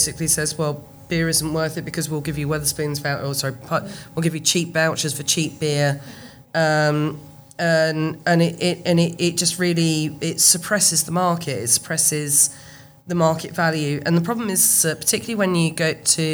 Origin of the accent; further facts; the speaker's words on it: United Kingdom; We're British